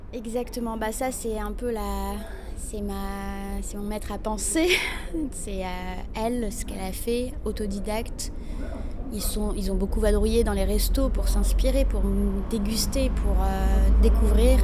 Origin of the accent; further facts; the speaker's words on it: Morocco; now in Paris, France; Chez nous, au Maroc, on n'a pas le droit en tant que femme d'en manger